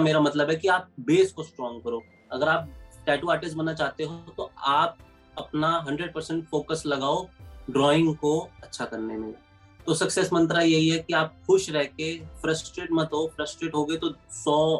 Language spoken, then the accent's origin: Hindi; New Delhi, Delhi, India; मेरा बचपन न्यू दिल्ली में ही बीता है